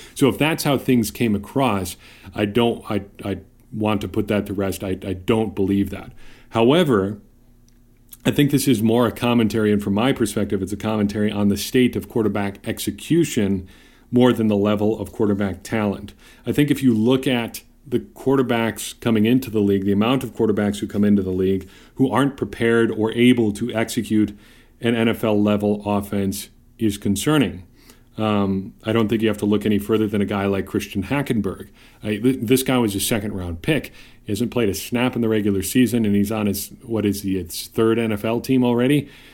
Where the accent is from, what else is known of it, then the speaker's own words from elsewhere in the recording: Wisconsin, United States; moved away; I'm going back to my home state of Wisconsin